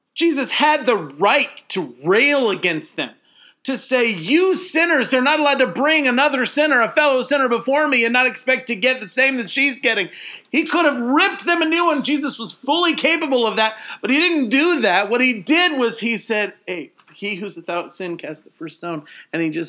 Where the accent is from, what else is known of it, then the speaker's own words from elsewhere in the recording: United States; I'm an American